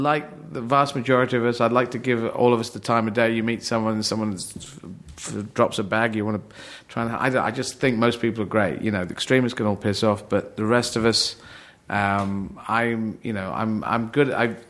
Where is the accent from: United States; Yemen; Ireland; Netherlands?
Yemen; Aden; born there; And I was born in Yemen. I was born in Aden in Yemen, and they have a very tough time there.